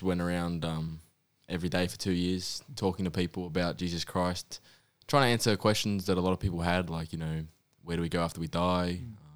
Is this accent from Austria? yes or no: no; New Zealand; moved away; I was born in New Zealand